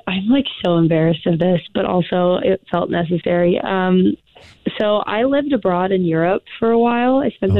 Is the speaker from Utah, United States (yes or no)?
yes; Utah, United States; I'm actually from Utah.